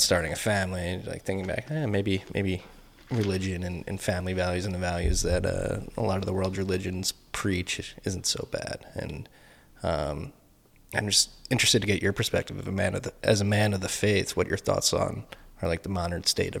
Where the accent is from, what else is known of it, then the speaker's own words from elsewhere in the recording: Philadelphia, Pennsylvania, United States; accent: Philly; That's my Philly accent.